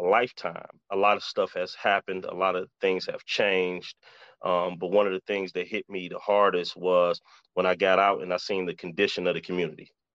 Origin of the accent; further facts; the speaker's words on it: Detroit, Michigan, United States; I was born and raised in Detroit